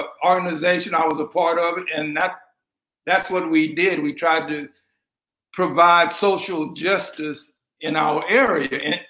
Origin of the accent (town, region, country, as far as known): Louisiana, United States; born there